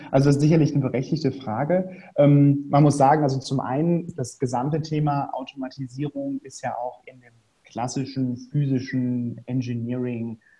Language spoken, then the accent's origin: German; Rhineland, Germany; ich komme ursprünglich aus dem Rheinland, bin jetzt, gehe auf die Mitte 30 zu